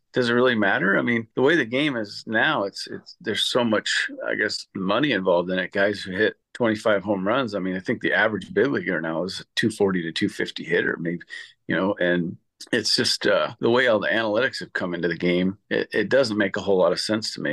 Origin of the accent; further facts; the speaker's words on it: Massachusetts, United States; I was a born and bred Red Sox fan growing up in Massachusetts